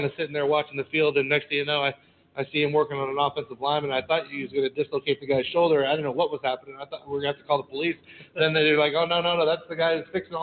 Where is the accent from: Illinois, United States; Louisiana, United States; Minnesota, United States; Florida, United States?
Florida, United States; I'm from Florida